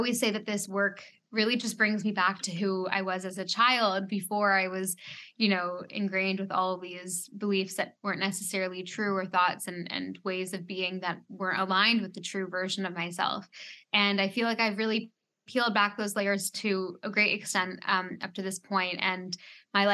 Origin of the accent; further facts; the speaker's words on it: Canada; now in Bahamas; I am a Canadian, but I live in the Bahamas